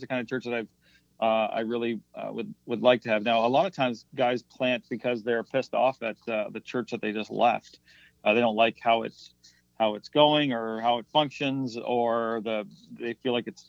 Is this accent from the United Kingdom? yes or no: no; the Maritimes, Canada; It's very different than what I grew up with in the Maritimes, very different than what my wife knew as well.